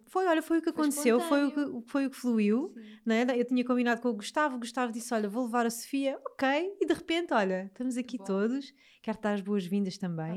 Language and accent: Portuguese; Alentejo, Portugal; accent: Alentejano; com o meu sotaque alentejano